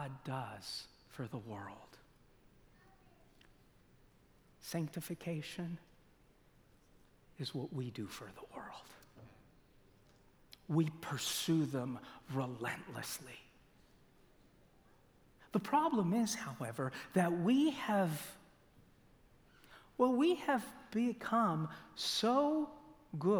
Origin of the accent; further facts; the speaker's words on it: Loma Linda, California, United States; I grew up in Loma Linda